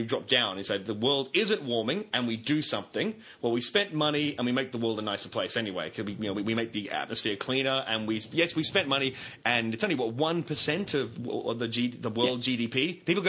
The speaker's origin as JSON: {"language": "English", "country": "Australia", "said": "as an Australian"}